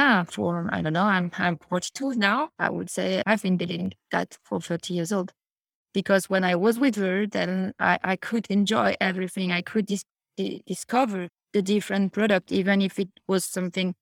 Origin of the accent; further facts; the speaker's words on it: Paris, Île-de-France, France; English is a second language; I'm coming from Paris, but all my family is coming from the south of France